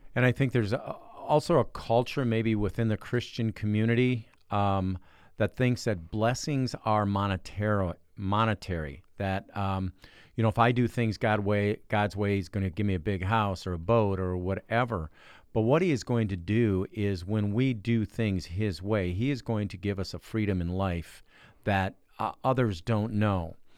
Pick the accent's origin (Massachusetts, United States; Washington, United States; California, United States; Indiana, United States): Indiana, United States; Cedar Lake; I'm from Cedar Lake, Indiana.